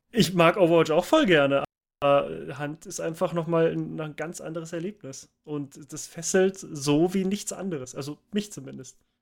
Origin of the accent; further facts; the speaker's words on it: Munich, Bavaria, Germany; Ich komme hier aus München